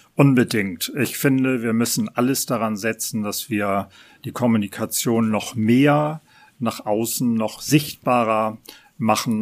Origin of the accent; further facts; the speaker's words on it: Hamburg, Germany; Hamburger an dritter Generation